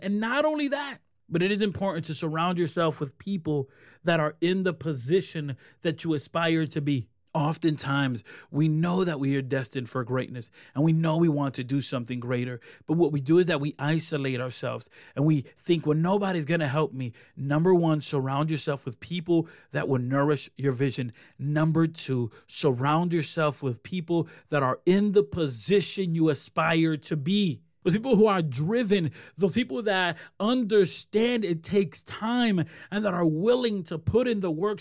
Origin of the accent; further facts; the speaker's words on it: Rochester, New York, United States; also born or lived in Puerto Rico; I moved from Rochester where I'm born and raised to Puerto Rico